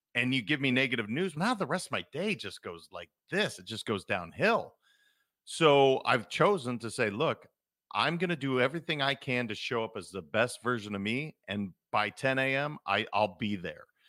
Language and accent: English; Montana, United States; I'm a kid from Montana